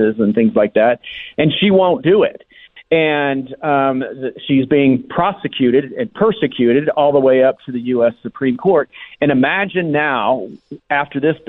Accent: Colorado, United States; I come from Colorado

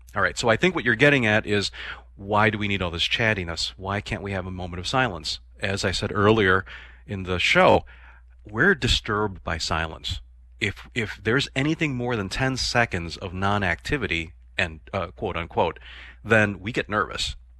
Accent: Chicago, Illinois, United States; I am a city boy, I grew up in Chicago

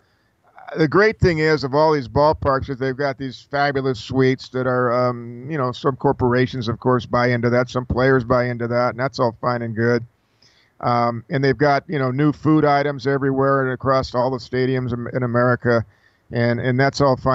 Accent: Los Angeles, California, United States; Mark and I grew up in the San Fernando Valley.

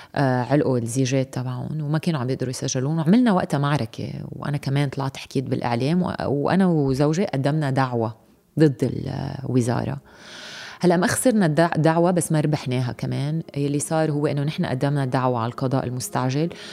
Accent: Lebanon; نحن كمواطنين لبنانيين

